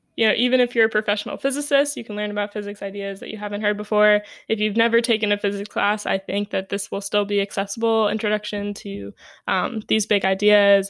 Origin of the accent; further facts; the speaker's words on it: New York City, New York, United States; I grew up in New York City